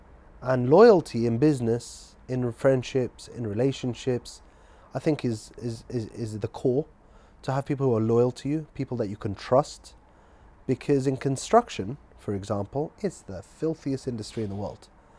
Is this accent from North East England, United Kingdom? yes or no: no; Scotland, United Kingdom; born there; also born or lived in Manchester / Guildford / London; You know, I was born in Scotland, moved to Manchester, lived in Guildford, and then we ended up in London.